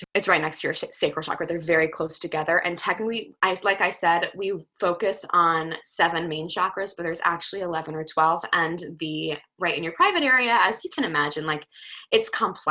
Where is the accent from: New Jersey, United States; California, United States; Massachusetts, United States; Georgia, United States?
New Jersey, United States; I'm from Jersey, so I say orange